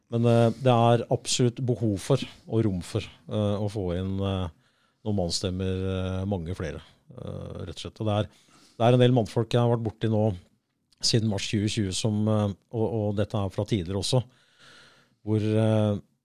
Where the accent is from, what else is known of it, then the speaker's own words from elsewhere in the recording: United States; now in Norway; jeg vokste opp i USA